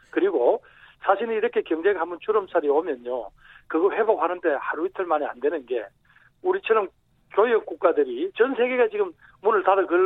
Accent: Daegu / North Gyeongsang, South Korea; moved away; 종묘를 따지면 토종인데 잠시 좀 바깥 동네 나가서 조금 살다가 왔다.

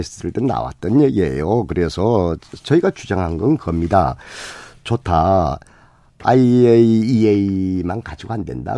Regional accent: Jeju Island, South Korea; 제주도 출신이에요.

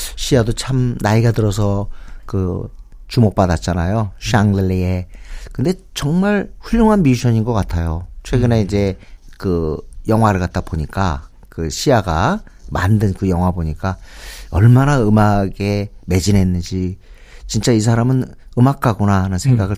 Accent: Seoul, South Korea; 저는 어렸을 때부터 여기 살았잖아요. 서울에

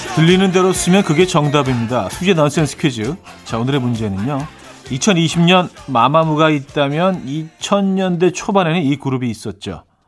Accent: Seoul, South Korea; also born or lived in Chungju, North Chungcheong (parents' hometown) / Yangjae-dong; 저는 사실 뭐 서울에서 태어났지만 부모님들이 이제 뭐 충북 충주가 고향이시기 때문에 항상 물어보면 그냥 야, 충북 출신입니다.

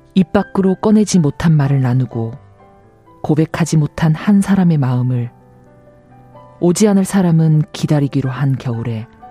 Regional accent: Busan, South Korea; moved away as an adult; also born or lived in Seoul; 고향이 부산이라서 2 0살 대학을 서울로 이제 유학을 올 때까지

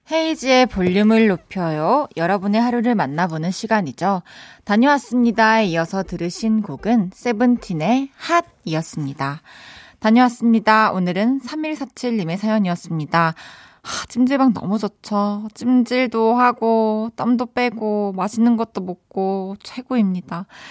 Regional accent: Daegu, South Korea; moved away; 저의 고향 대구.

